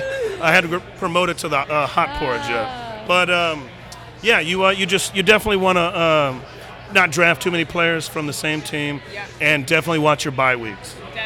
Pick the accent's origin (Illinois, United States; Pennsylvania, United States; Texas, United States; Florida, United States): Texas, United States; Dallas; I am from Texas, born in Dallas